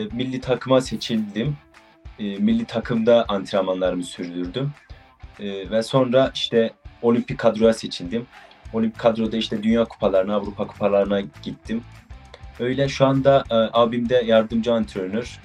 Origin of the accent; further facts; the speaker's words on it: Erzurum, Turkey; 19 yaşındayım. E, Erzurumluyum.